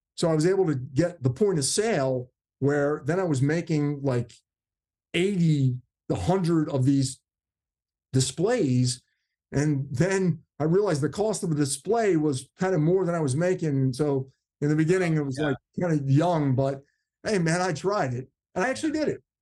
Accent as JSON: {"language": "English", "region": "New Jersey", "country": "United States", "tie": "born or raised there", "said": "I grew up in New Jersey, South Jersey."}